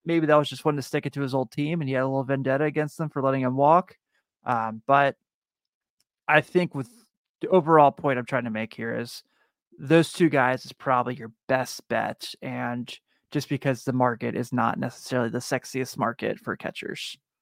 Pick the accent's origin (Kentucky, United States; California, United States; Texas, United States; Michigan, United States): Kentucky, United States; Northern; I'm from Northern Kentucky